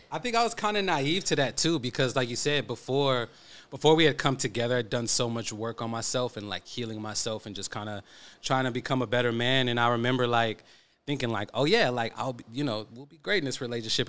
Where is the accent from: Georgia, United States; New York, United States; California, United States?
California, United States; Oakland; I'm from East Oakland